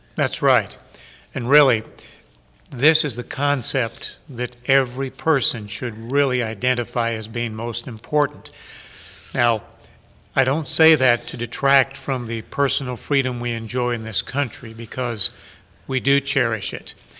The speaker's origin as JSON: {"language": "English", "country": "United States", "said": "as American people"}